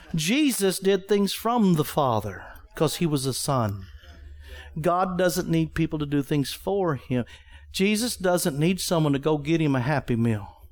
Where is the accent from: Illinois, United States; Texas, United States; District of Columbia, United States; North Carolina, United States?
Texas, United States; Wichita Falls; moved away; I was from Wichita Falls, Texas